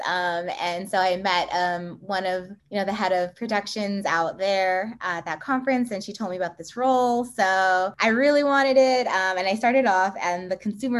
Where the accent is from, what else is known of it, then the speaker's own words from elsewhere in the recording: New York City, New York, United States; I was born and raised in Brooklyn